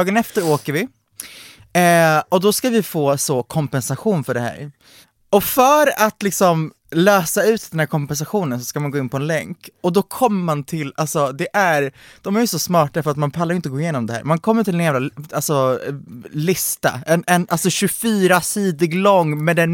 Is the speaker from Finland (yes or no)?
no; Hungary; jag, är från Ungern men vi åker till Rumänien.